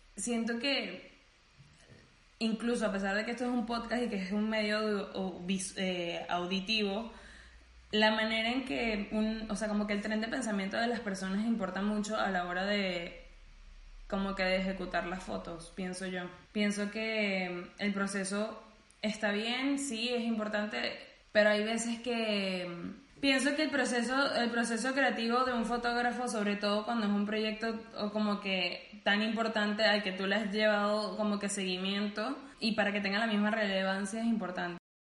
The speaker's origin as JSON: {"language": "Spanish", "country": "Venezuela", "moved": "yes", "said": "tenemos como que ese común siendo venezolanos"}